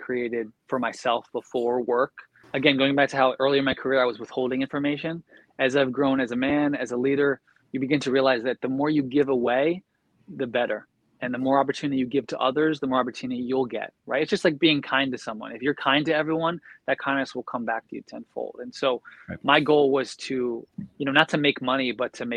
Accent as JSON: {"language": "English", "town": "Philadelphia", "region": "Pennsylvania", "country": "United States", "said": "I'm from Philly"}